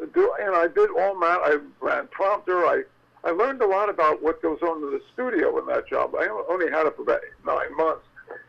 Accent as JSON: {"language": "English", "town": "Philadelphia", "region": "Pennsylvania", "country": "United States", "tie": "born or raised there", "said": "my hometown of Philadelphia"}